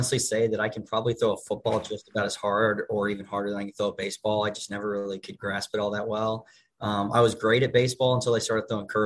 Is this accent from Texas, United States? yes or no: yes; Spring, Texas, United States; moved away as an adult; I'm from Spring, Texas. I went to high school at Klein Oak High School